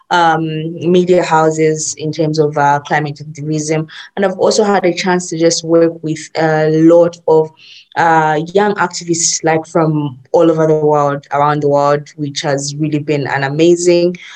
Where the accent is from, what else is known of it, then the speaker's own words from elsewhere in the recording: Zambia; I'm from Zambia.